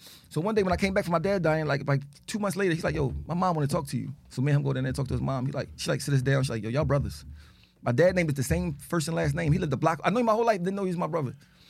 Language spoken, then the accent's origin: English; Arlington, Texas, United States; I'm talking about white school, Bowles, I'm from Arlington, Texas. Bowles Middle School, I'm talking about popping.